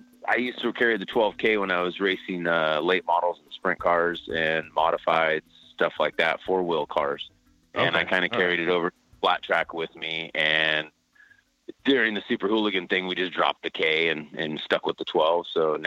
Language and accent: English; Salinas, California, United States; Yeah, it's a typical city, and just, I mean, kind of country out where I was living, and a lot of riding